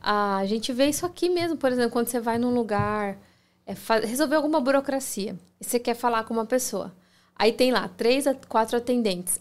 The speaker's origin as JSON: {"language": "Portuguese", "country": "Brazil", "moved": "yes", "lives_now": "United States", "said": "a gente, como brasileiro"}